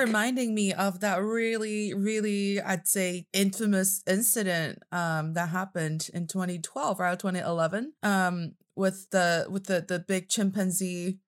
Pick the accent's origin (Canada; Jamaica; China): China; I am from China, and I'm speaking to you from Beijing, China.